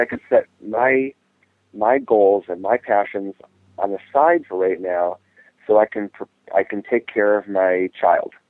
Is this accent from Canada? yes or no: no; Ohio, United States; we lived in a small farming community in Ohio